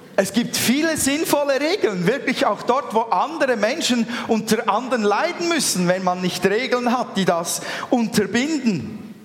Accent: Switzerland; Wir sind Schweizer.

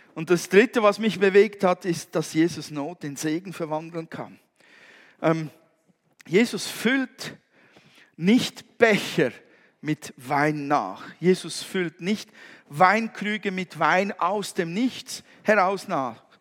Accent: Switzerland; bei uns in der Schweiz

